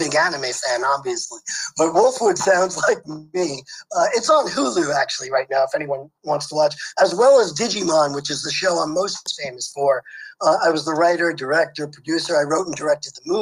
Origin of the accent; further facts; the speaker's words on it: New York City, New York, United States; moved away as an adult; also born or lived in Los Angeles; I grew up in Brooklyn, New York